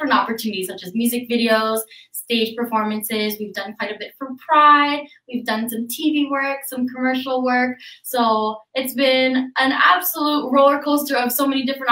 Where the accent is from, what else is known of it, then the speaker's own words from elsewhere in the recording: Timmins, Ontario, Canada; moved away as an adult; now in Toronto, Canada; I was actually born and raised in Timmins